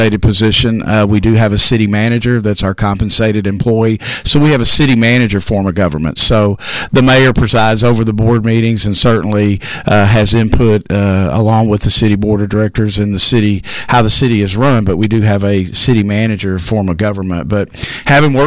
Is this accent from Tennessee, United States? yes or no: no; Hope, Arkansas, United States; moved away as an adult; now in Texarkana, United States; I was born and raised in Hope, Arkansas, kind of close.